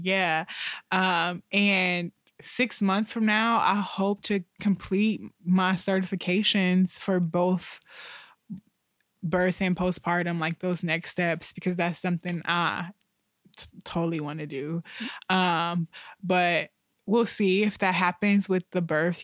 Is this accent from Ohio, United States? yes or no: yes; Toledo, Ohio, United States; moved away; I'm from Toledo